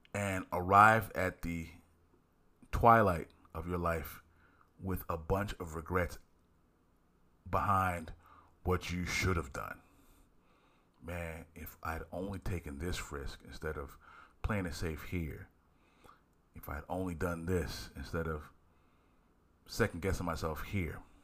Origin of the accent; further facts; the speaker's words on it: Philadelphia, Pennsylvania, United States; I'm from Philly